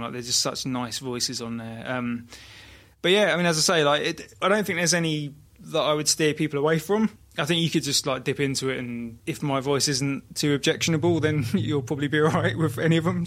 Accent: Brighton, South East England, United Kingdom; now in Margate, United Kingdom; I was born in Brighton

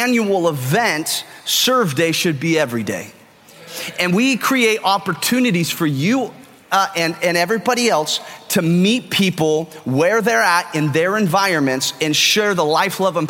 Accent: California, United States; now in Texas, United States; I'm Californian. I think differently than most people because I'm from California

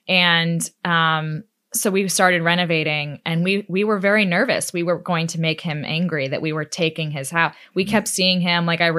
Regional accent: Austin, Texas, United States; also born or lived in Manhattan, New York; Yeah, I was born in Manhattan. So I grew up in Austin, Texas.

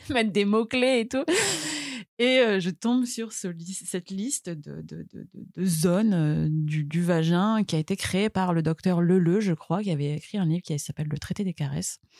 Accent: Marseille, Provence-Alpes-Côte d'Azur, France; je suis née à Marseille, j'ai 37 ans

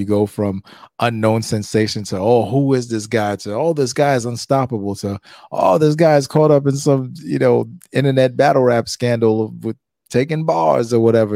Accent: New York City, New York, United States; I'm from Brooklyn

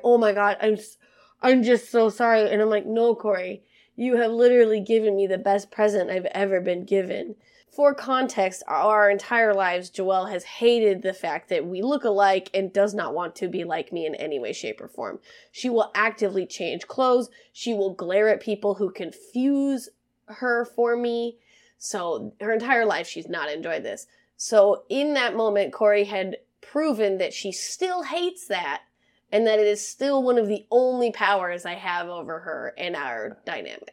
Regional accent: Montana, United States; moved away; the last day we were in my hometown

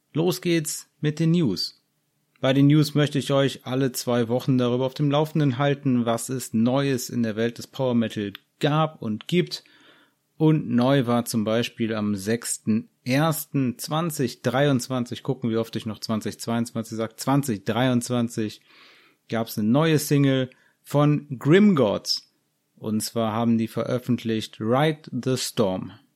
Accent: Germany; bei uns in Deutschland

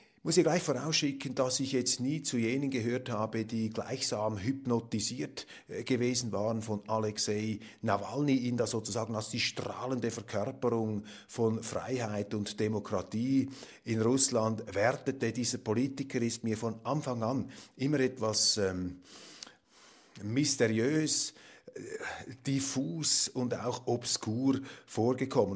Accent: Zurich, Switzerland; als Zürcher

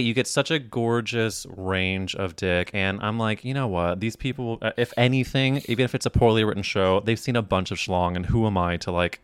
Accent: Midwest, United States; now in New York, United States; I grew up in the Midwest

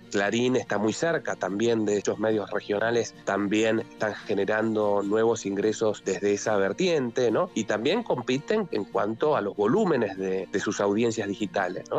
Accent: Argentina; en un país como la Argentina

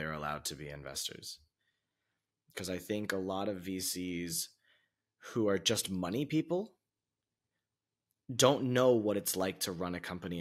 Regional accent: United States; moved away as an adult; also born or lived in China / Vietnam; now in Portugal; being American

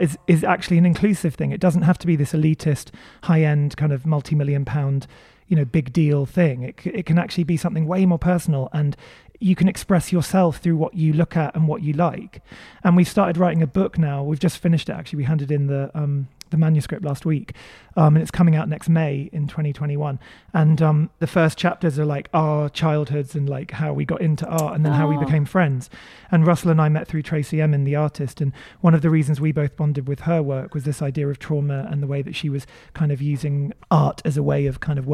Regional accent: Maidenhead, South East England, United Kingdom; I grew up in Berkshire in Maidenhead

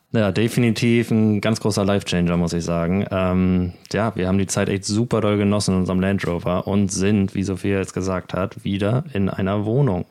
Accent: Germany; now in Spain; als Deutscher

